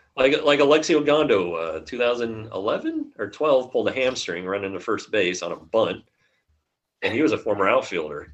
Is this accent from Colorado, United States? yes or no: yes; Arvada, Colorado, United States; I grew up in Arvada, uh, so that's more of a, a Denver suburb